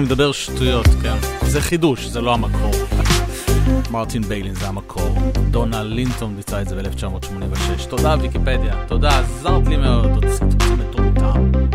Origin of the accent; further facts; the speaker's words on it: Israel; אני תייר מישראל